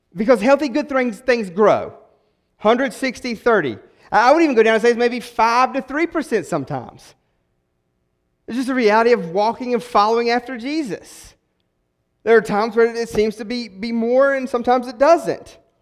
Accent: West Virginia, United States; moved away; I'm not from around here, I'm a transplant, right? I'm from West Virginia

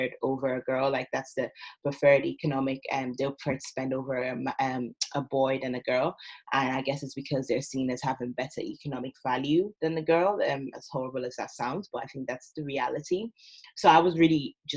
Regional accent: Ireland; moved away as an adult; also born or lived in Nigeria; now in United Kingdom; I'm originally Nigerian. I've grown up in Ireland my whole life.

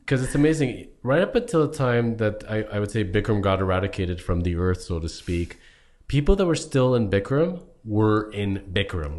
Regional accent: Toronto, Ontario, Canada; we're from Toronto, Ontario, Canada area

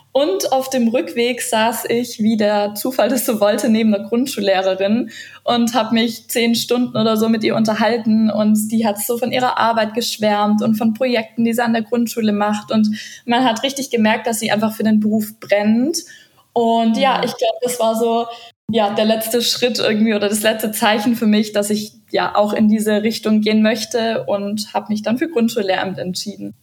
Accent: Stuttgart, Baden-Württemberg, Germany; moved away as an adult; also born or lived in Ludwigsburg / Argentina; now in Patagonia, Argentina; ich bin eigentlich aus Stuttgart

